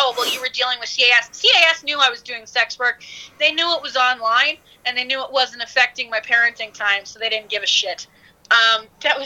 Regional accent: Canada; moved away as an adult; now in United States; I'm a Canadian

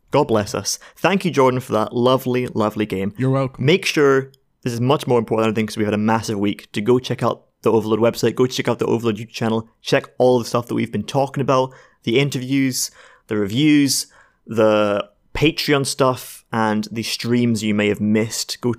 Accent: Scotland, United Kingdom; We're Scottish.

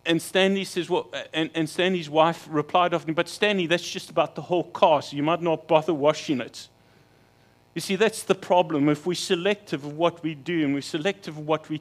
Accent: King William's Town, Eastern Cape, South Africa; moved away; my hometown of King Williamstown

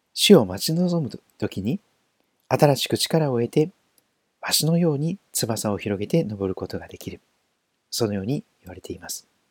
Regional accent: Kochi, Japan; also born or lived in Toyohashi, Aichi Prefecture; now in Sugito, Japan; 私が生まれ育った四国の高知県高知市、あるいは長らく住んだ愛知県豊橋市

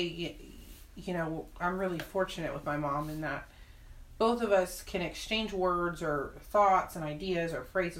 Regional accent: San Antonio, Texas, United States; born and raised in San Antonio

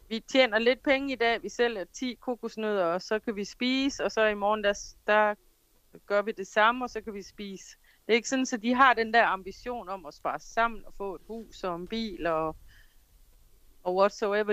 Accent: Denmark; now in Jamaica

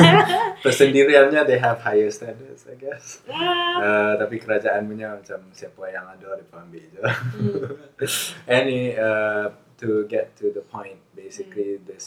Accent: Connecticut, United States; now in Montana, United States; That's why I have etiquette, because I'm from Connecticut.

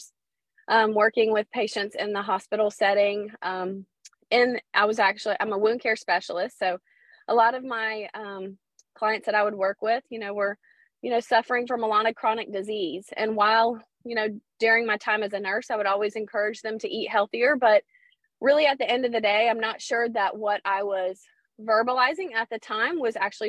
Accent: Pensacola, Florida, United States; I'm from Pensacola, Florida

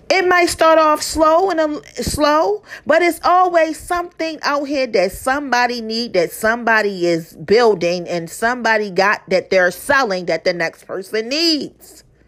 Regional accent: Baltimore, Maryland, United States; I'm from Baltimore, Maryland

